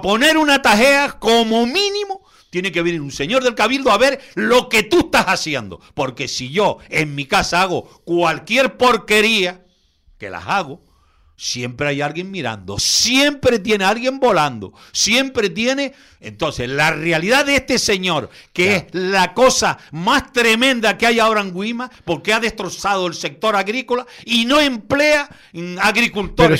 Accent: Canary Islands, Spain; yo como canario y como agricultor que soy

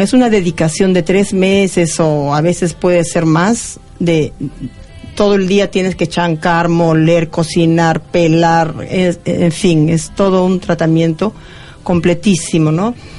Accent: Peru; moved away; no estoy en mi país y estoy feliz de estar en, Argentina

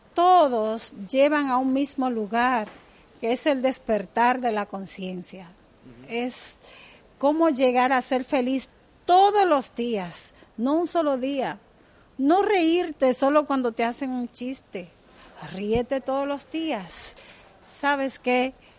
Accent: Dominican Republic; Yo soy dominicana, del Caribe

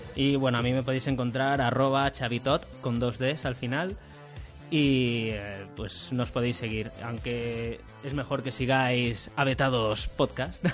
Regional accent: Alicante, Valencian Community, Spain; soy de Alicante

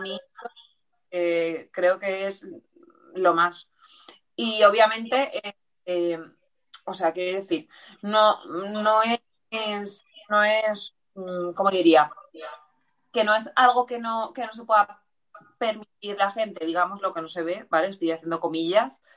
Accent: Valencia, Valencian Community, Spain; de aquí también de, Valencia, del barrio del Carmen

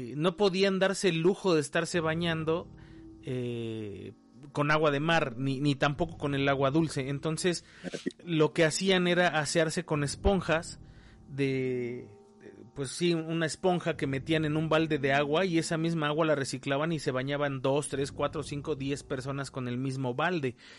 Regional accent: Mexico; la gente que somos de México

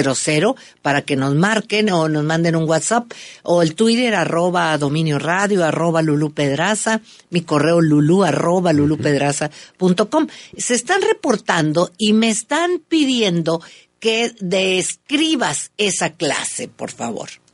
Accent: northern Mexico, Mexico; norteños somos fiesteros

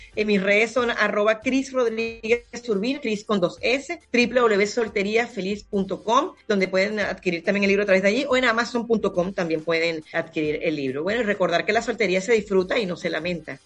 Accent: Punto Fijo, Falcón, Venezuela; moved away; acá en Punto Fijo, que es mi ciudad natal

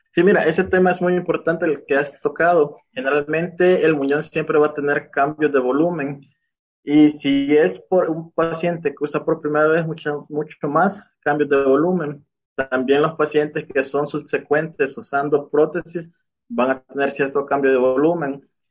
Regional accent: El Salvador; moved away as an adult; now in Mexico; Soy de El Salvador. Actualmente estoy viviendo aquí en México. pues yo, mi formación fue en El Salvador

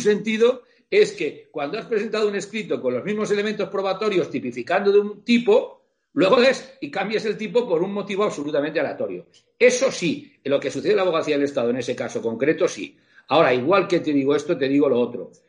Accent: Catalonia, Spain; aquí en mi tierra

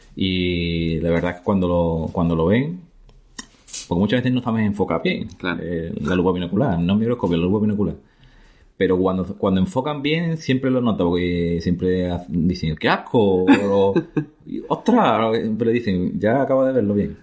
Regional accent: La Barca de la Florida, Andalusia, Spain; soy de la Barca de la Florida, que es un pueblo muy bonito, en la campiña de Jerez, en Cádiz. No, yo nací aquí, la verdad que viví, nací y viví en un pueblo

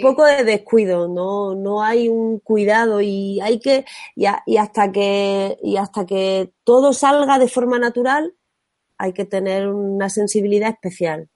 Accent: Martos, Andalusia, Spain; soy de Jaén, pero mi pueblo es Martos.

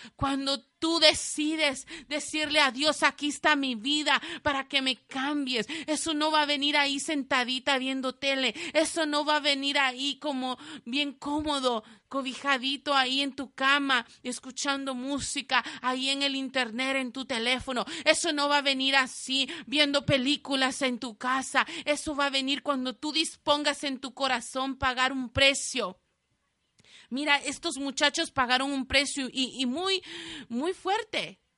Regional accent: El Salvador; moved away; mi país, de donde yo soy El Salvador

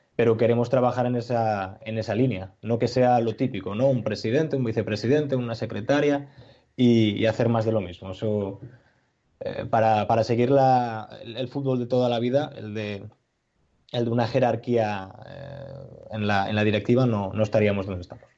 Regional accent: Asturias, Spain; Nosotros como asturianos

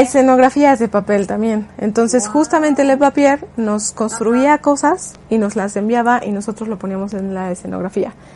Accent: Mexico; como mexicanos

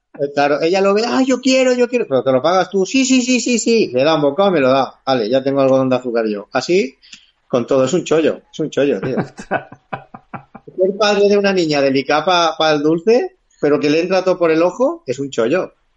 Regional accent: Silla, Valencian Community, Spain; Silla, que es mi pueblo de nacimiento

